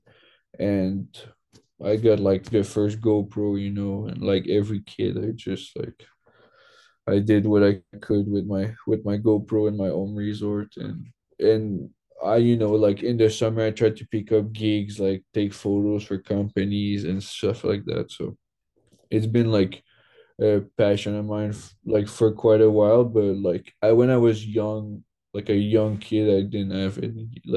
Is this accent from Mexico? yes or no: no; Eastman, Quebec, Canada; moved away as an adult; also born or lived in Sherbrooke, Quebec; now in British Columbia, Canada; originally I'm from Quebec